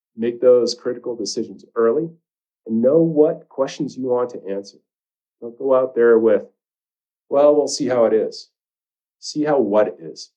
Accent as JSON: {"language": "English", "region": "Maine", "country": "United States", "tie": "born or raised there", "moved": "as an adult", "lives_now": "Jackson, United States", "said": "I grew up in Maine"}